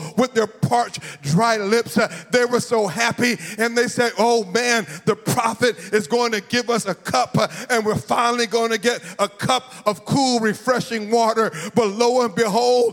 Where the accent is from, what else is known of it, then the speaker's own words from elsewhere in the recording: Florida, United States; I'm from Florida